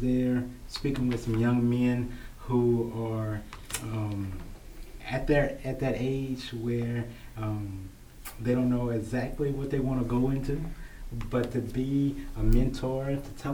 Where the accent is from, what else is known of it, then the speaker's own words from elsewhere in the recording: Franklinton, Louisiana, United States; now in Baton Rouge, United States; growing up in Franklinton, Louisiana, you know, we were a close family, a close community